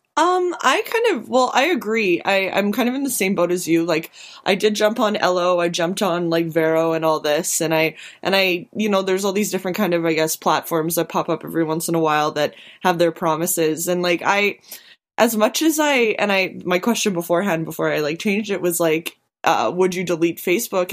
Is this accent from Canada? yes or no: yes; Canada; now in Winnipeg, Canada; as a Canadian